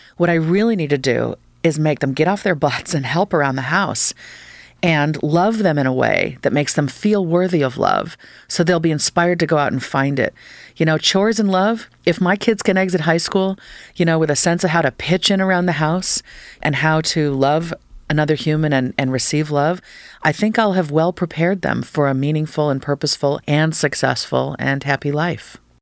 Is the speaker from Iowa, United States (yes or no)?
no; Fairfax County, Northern Virginia, United States; moved away; as a kid, I grew up, I've spent four lovely years in Northern Virginia and Fairfax County